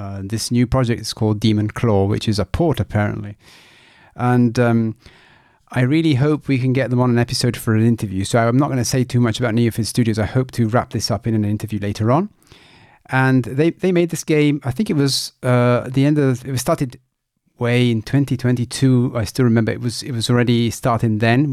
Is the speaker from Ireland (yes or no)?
no; Italy; moved away; I am originally from Italy